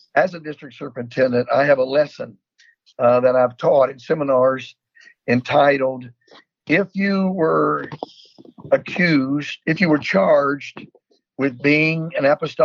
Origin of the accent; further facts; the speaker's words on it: North Carolina, United States; also born or lived in Texas; in the state of North Carolina, where I was born and raised